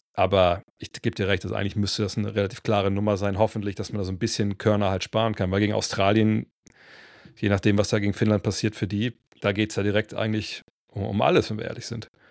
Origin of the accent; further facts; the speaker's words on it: Cologne, North Rhine-Westphalia, Germany; bei uns in Köln damals